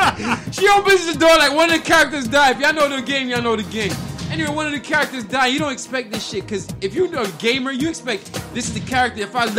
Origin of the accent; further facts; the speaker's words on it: North Carolina, United States; I'm from North Carolina, New York, nigga.